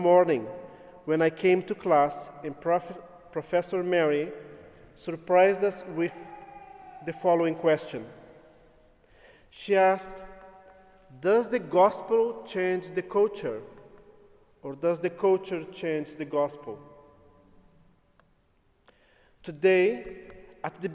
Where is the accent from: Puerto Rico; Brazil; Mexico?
Brazil; English is a second language; moved away as an adult; also born or lived in Berkeley, California; I grew up in Brazil